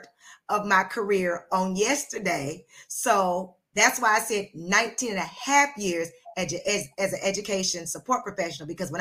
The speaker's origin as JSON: {"language": "English", "town": "Charleston", "region": "South Carolina", "country": "United States", "tie": "born or raised there", "also_born_or_lived": "Atlanta, Georgia", "said": "I was born in Atlanta, but I was raised in Charleston, South Carolina."}